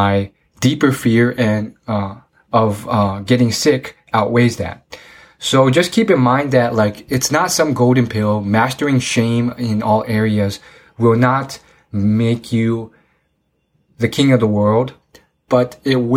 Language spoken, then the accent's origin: English; United States; not being able to speak Chinese well because I'm American born